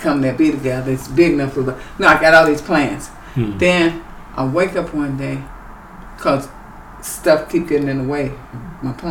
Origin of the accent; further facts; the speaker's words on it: Chicago, Illinois, United States; I'm from Chicago, outside of Chicago